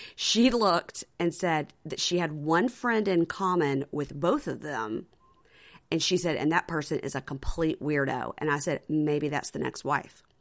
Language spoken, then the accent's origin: English; Jackson, Mississippi, United States; I'm from Jackson, Mississippi